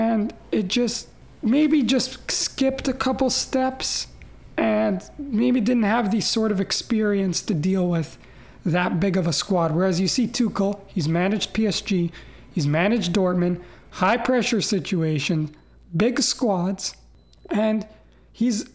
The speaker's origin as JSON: {"language": "English", "country": "Canada", "tie": "born or raised there", "said": "we are Canadian-born supporters"}